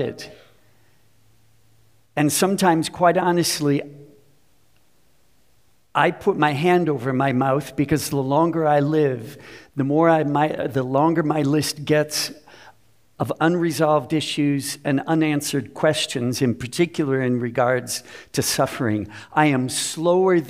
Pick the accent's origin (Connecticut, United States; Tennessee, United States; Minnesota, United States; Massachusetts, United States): Minnesota, United States; Minneapolis; I grew up in Minnesota